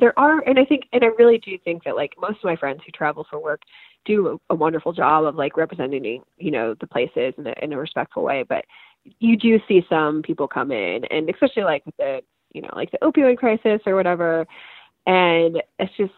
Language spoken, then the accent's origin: English; Midwest, United States; also born or lived in Ohio; I grew up in the Midwest since sixth grade. I left for a year and I've been back since 2013